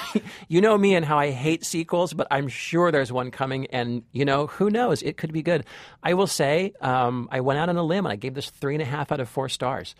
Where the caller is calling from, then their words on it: Washington, District of Columbia, United States; I'm calling from Washington, D.C.